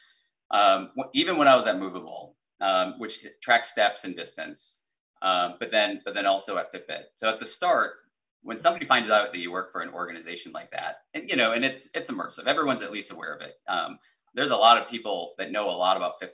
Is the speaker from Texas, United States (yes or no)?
no; South Dakota, United States; moved away; I grew up in South Dakota, which is all rural, but yeah. My hometown was 450 people